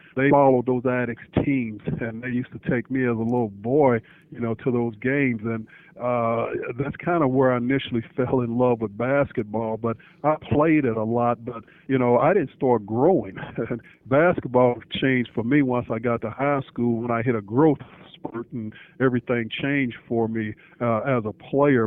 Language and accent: English; Indianapolis, Indiana, United States; also born or lived in Texas; I grew up here in Indianapolis